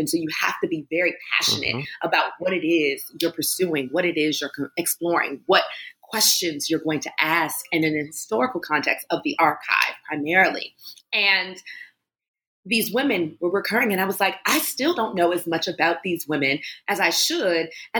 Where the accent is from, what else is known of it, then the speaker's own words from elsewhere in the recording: Washington, District of Columbia, United States; I'm a DC girl. I'm originally from Chocolate City when it was still chocolate.